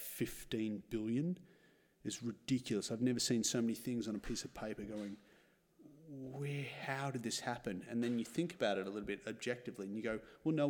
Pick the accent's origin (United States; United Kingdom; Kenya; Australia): Australia; I'm Australian